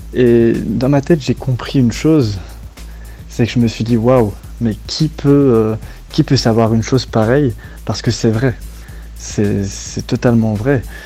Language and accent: French; Belgium; also born or lived in Chapelle-lez-Herlaimont; je viens de Belgique et j'habite euh, actuellement à chapelle